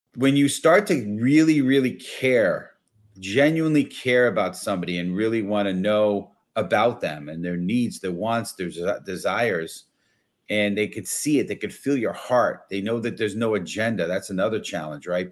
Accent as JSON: {"language": "English", "town": "New York City", "region": "New York", "country": "United States", "tie": "born or raised there", "said": "I was born and raised in the Bronx."}